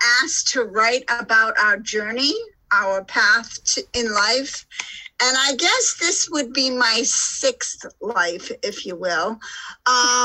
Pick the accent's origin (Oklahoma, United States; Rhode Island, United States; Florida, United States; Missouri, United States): Rhode Island, United States; moved away; also born or lived in Alaska / Boulder, Colorado / Park City, Utah / Lake Tahoe; I'm originally from Rhode Island. So this is my home. I actually live on a boat and I walk the same streets that I walked when I was six.